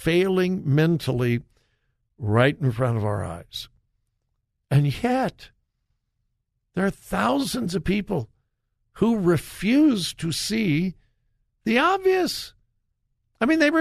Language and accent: English; California, United States; moved away; my home state